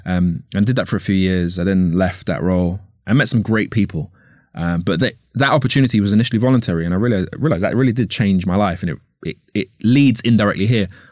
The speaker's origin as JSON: {"language": "English", "region": "London", "country": "United Kingdom", "tie": "born or raised there", "said": "I grew up, I was born here, uh, here as in London. I was born in Northwest London."}